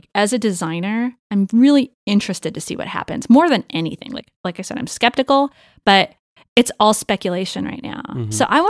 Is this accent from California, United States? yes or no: yes; Los Angeles, California, United States; now in San Francisco, United States; Los Angeles. I always wanted to get away from Los Angeles, come to San Francisco.